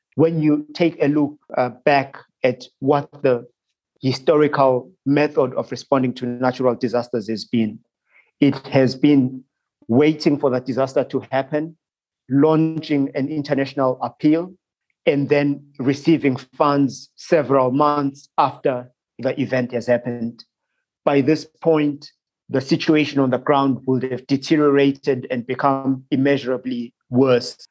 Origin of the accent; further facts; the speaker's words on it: Zimbabwe; moved away as an adult; also born or lived in Bermuda / Singapore; I am originally from Zimbabwe, but I left Zimbabwe when I was uh, about 18 years old uh, to study abroad